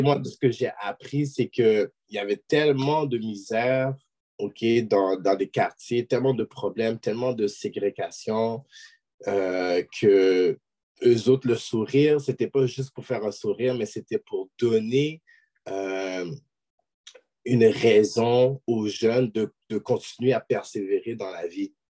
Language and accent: French; Quebec, Canada; je suis québécois d'origine haïtienne